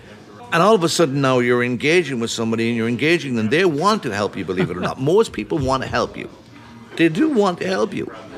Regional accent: Wexford, County Wexford, Ireland; accent: Irish; now in Minneapolis, United States; oh, no, I'm from Wexford.

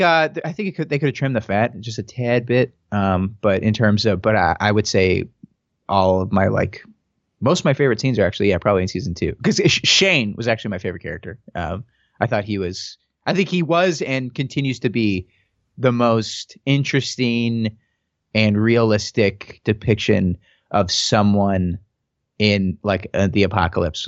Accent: St. Louis, Missouri, United States; moved away; I'm from Saint Louis originally, um, and I went to film school there

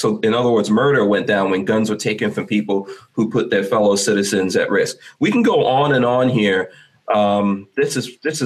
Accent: New York City, New York, United States; moved away; also born or lived in Guyana; I'm a New Yorker before anyone like gets mad about it. I grew up in New York, but I left

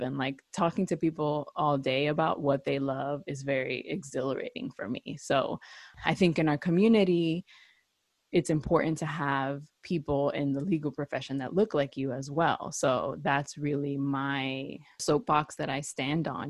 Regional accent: New York City, New York, United States; also born or lived in Puerto Rico; originally from New York City

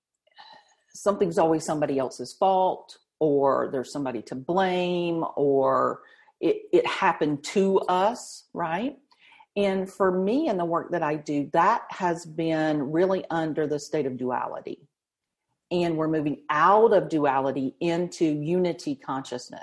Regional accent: the South, United States; I was raised Southern Baptist in the South.

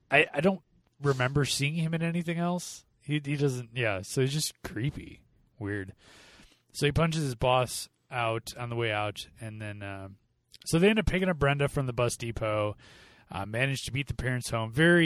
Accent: Chicago, Illinois, United States; I was born and raised in Chicago in the suburbs.

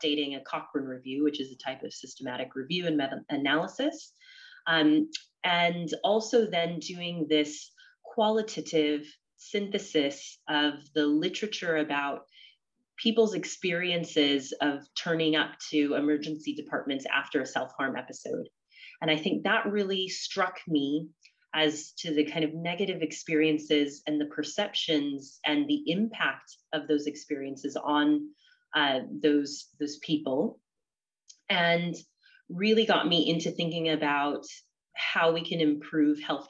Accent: California, United States; moved away as an adult; also born or lived in Oxford, United Kingdom; now in London, United Kingdom; I'm originally from California

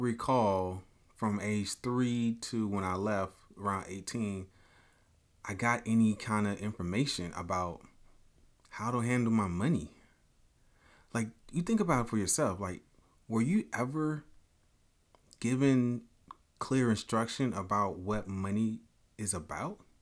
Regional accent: Chicago, Illinois, United States; moved away as an adult; I'm a kid from Chicago, but I was raised in Chicago, Southside, eighty-fifth King Drive

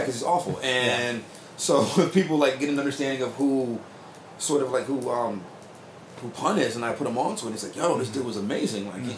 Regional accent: New Britain, Connecticut, United States; we're from New Britain

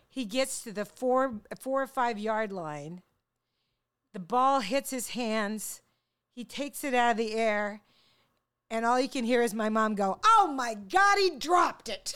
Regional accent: Longview, Washington, United States; growing up in Longview, Washington

